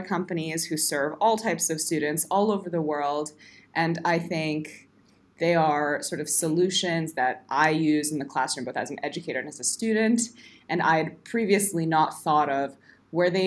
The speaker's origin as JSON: {"language": "English", "region": "New Jersey", "country": "United States", "tie": "born or raised there", "also_born_or_lived": "New York City / Montreal", "first_language": "English", "moved": "as an adult", "lives_now": "Stockholm, Sweden", "said": "I'm from the U.S., born and raised in New Jersey"}